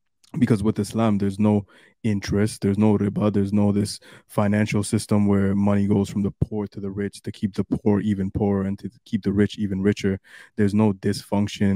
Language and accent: English; Canada; growing up in Canada